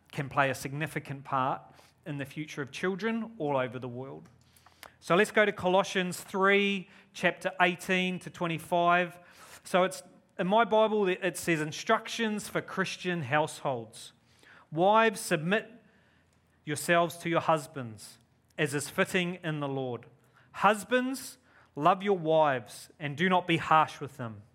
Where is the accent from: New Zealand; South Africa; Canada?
New Zealand; moved away as an adult; now in Australia; I'm a Kiwi. You could probably hear my accent. It's weird because when I'm here, I'm a Kiwi. When I go to New Zealand, oh, you're such an Aussie.